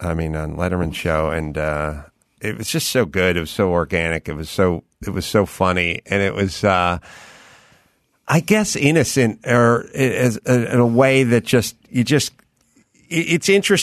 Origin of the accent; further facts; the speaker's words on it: North Holland, Netherlands; English is a second language; you know, watch these commercials when I was 10. I'm from North Holland. Like, I don't know what this means.